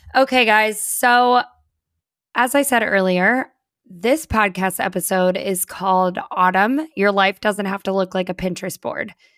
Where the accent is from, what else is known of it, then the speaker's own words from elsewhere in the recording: Northeast Coast, United States; also born or lived in Virginia; now in Florida, United States; we are both from East Coast, Northeast Coast